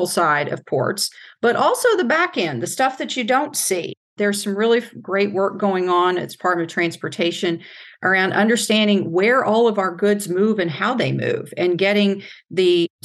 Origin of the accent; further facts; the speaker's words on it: Louisville, Kentucky, United States; I'm a girl from Louisville, Kentucky